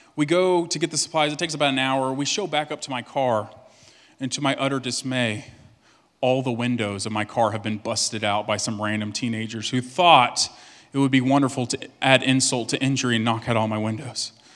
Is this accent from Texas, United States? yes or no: yes; Cut and Shoot, Texas, United States; I'm from East Texas, and the, the name of the town I'm from is literally Cut and Shoot, Texas.